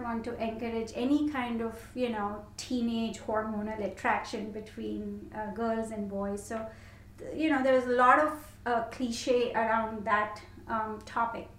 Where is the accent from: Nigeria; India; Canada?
India; moved away as an adult; also born or lived in London; I grew up in India, and I had a really big family